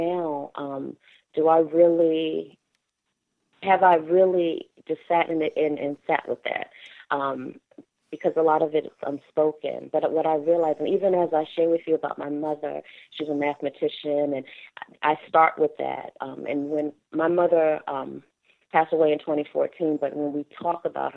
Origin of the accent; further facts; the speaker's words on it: Maryland, United States; also born or lived in Washington, D.C.; I lived in Washington, D.C. until maybe the age of 5 before my mother moved us to Montgomery County. And so my childhood growing up was split between living in both Montgomery County, Maryland, and Prince George's County, Maryland